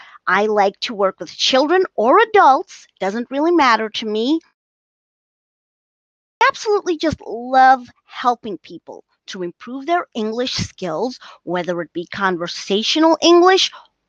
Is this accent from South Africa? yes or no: yes; South Africa; I am from South Africa.